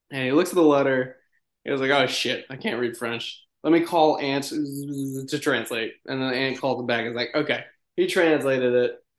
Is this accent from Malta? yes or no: yes; Malta; I don't know what that means. I'm from Malta, but yeah, go for it.